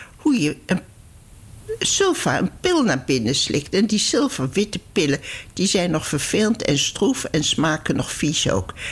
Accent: Netherlands; moved away; also born or lived in Palestine; ik ben geen Duitse ik ben een Nederlandse

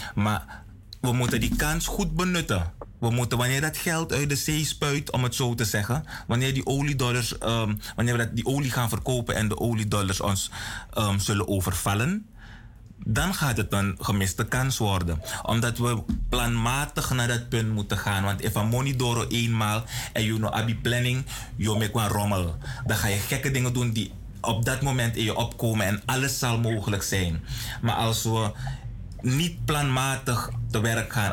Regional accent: Suriname; als Nederlands sprekend land? op het Zuid-Amerikaans continent

